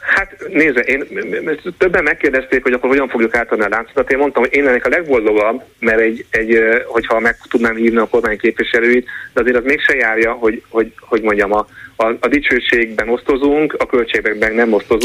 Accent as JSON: {"language": "Hungarian", "region": "Budapest", "country": "Hungary", "said": "Én egy olyan budapesti vagyok, mindezem egy átlagos budapesti, aki autóval is jár"}